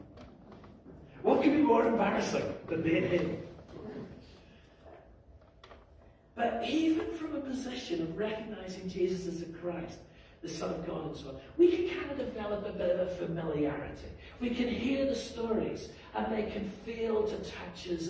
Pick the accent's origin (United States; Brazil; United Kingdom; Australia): United Kingdom; Belfast, Northern Ireland; moved away; growing up in Belfast